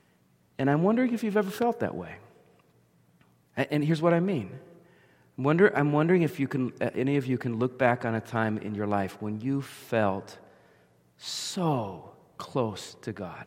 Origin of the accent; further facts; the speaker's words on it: near the Jersey Shore, central New Jersey, United States; I grew up in New Jersey, central New Jersey, down near the Jersey Shore